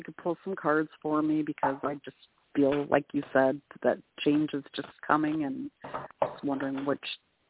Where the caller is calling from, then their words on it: Canada; I'm calling from Canada.